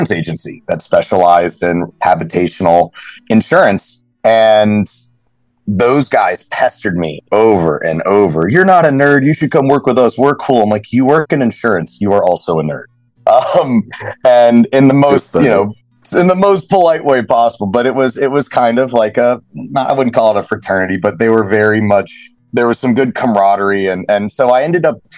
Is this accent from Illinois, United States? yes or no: no; Lake Lanier, North Georgia, United States; now in Fort Lauderdale, United States; I grew up in North Georgia on Lake Lanier, lake boats, wakeboarding